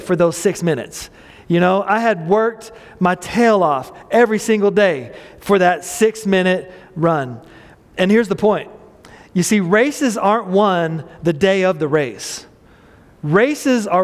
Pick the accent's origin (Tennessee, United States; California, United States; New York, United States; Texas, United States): Texas, United States; Midland; I grew up in a mobile home park, Airline Mobile Home Park in Midland, Texas